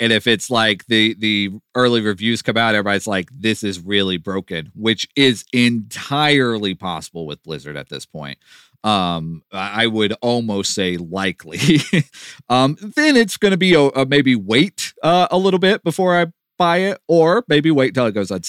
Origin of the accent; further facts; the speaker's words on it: Texas, United States; we grew up in Texas. It was required viewing.